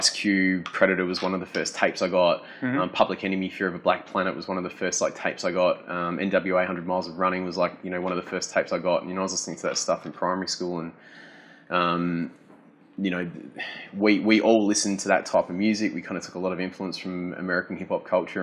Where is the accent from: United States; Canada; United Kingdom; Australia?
Australia; Adelaide, South Australia; I grew up in Hackham